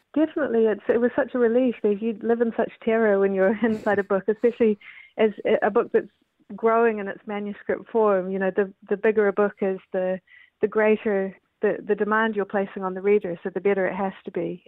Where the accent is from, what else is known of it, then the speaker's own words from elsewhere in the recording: New Zealand; also born or lived in Canada; I'm a New Zealander. I, I was born in Canada